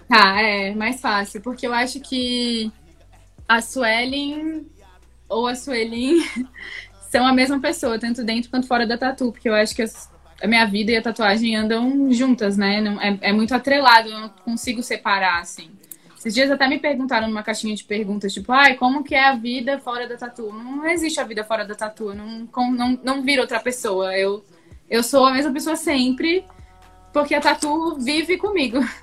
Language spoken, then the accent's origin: Portuguese; Florianópolis, Santa Catarina, Brazil; moved away as an adult; now in São Paulo, Brazil; eu gosto muito de Floripa, é a minha cidade, foi onde eu cresci, foi onde eu nasci